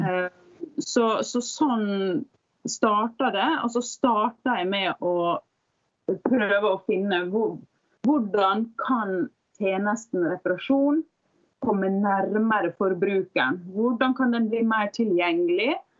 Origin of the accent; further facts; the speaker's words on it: Sunnmøre, Møre og Romsdal, Norway; also born or lived in Bergen; now in Oslo, Norway; jeg er da fra Sunnmøre